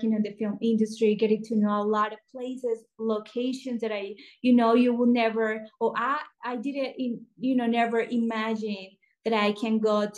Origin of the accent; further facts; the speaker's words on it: Colombia; moved away as an adult; also born or lived in Los Angeles, United States; I'm original from Colombia, South America